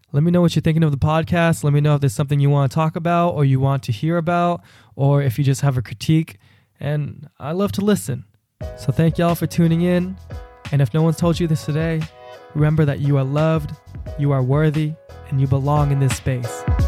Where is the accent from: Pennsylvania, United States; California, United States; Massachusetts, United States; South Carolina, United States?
California, United States; Bay Area; I'm from the Bay Area